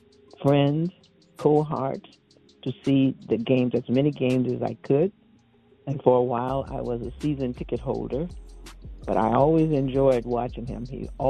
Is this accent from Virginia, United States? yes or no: no; Oakland, California, United States; now in Oregon City, United States; He was a person that came from our hometown, Oakland, California.